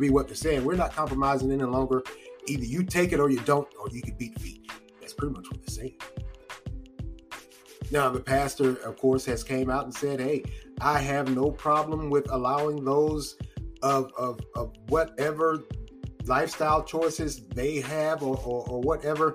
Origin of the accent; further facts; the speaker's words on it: North Carolina, United States; I'm from North Carolina.